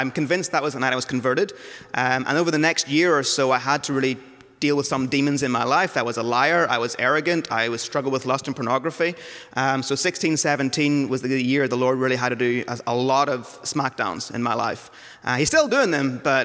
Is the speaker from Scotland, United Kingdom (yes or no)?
no; Northern Ireland, United Kingdom; moved away; I grew up in Northern Ireland, so not from around here